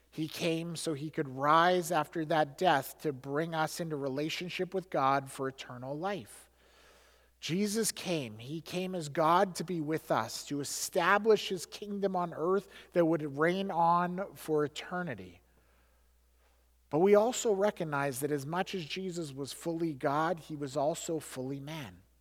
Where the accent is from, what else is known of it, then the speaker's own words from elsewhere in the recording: Alberta, Canada; I grew up in Alberta.